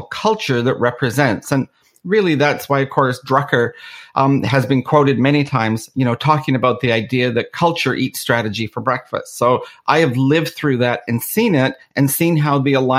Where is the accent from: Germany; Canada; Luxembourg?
Canada; also born or lived in Belfast, Northern Ireland; I was actually born in Belfast. And in the early 70s, due to the Troubles in Northern Ireland, my family ended up immigrating to Canada